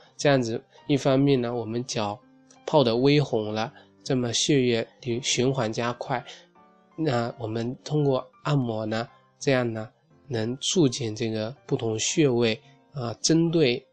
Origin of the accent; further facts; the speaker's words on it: China; 我们中国人